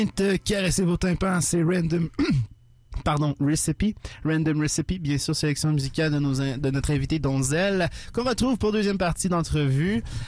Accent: Montreal, Quebec, Canada; je viens du West Island

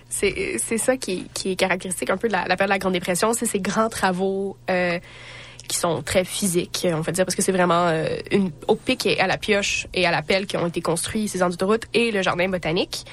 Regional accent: Radun, Quebec, Canada; le village où je viens, Radun, parce que je dois mentionner Radun à chaque fois que je viens, est une zone 3

